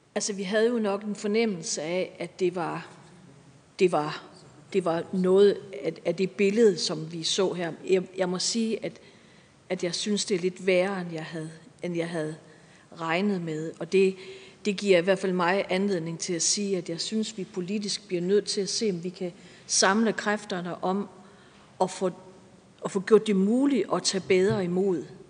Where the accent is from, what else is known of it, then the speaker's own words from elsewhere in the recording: Viborg, Central Denmark Region, Denmark; jeg kommer fra Viborg